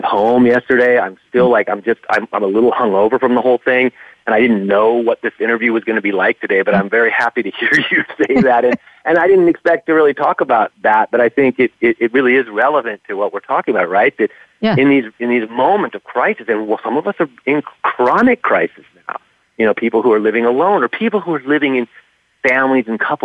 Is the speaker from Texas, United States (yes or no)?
no; California, United States; now in New York, United States; I'm from California originally